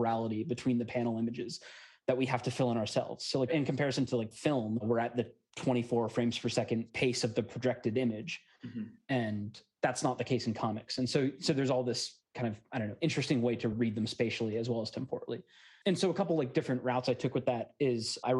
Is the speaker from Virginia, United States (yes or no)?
yes; Alexandria, Virginia, United States; I'm from Alexandria, Virginia